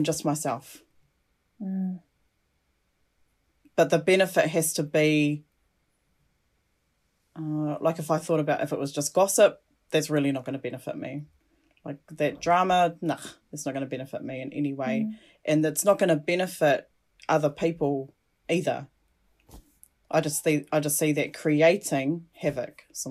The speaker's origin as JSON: {"language": "English", "country": "Cook Islands", "said": "I'm not Māori. I'm from the Cook Islands. Both my parents, my biological parents, are from the Cook Islands"}